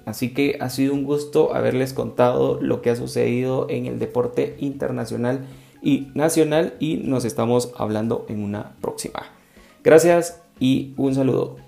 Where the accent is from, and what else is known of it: Guatemala